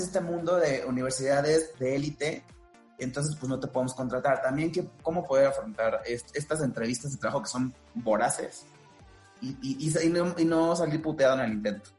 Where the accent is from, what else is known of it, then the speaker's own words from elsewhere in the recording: Veracruz, Mexico; moved away as an adult; now in Mexico City, Mexico; yo soy de Veracruz, pero de, otra región